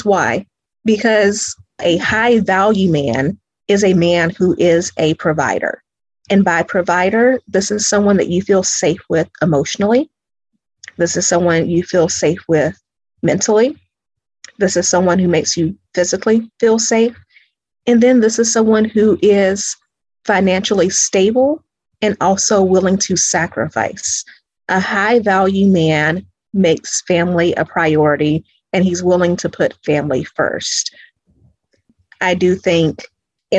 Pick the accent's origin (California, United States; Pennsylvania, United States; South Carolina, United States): South Carolina, United States; Greenville; now in Atlanta, United States; I'm originally from Greenville, South Carolina